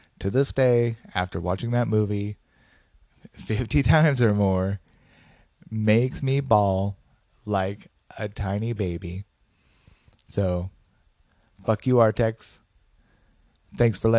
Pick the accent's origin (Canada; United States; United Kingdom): United States; Portland; my hometown of Portland